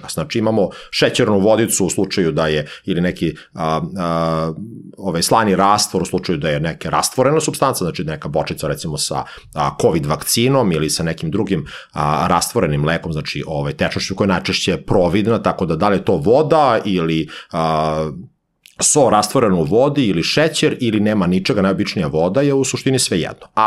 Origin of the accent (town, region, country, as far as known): Serbia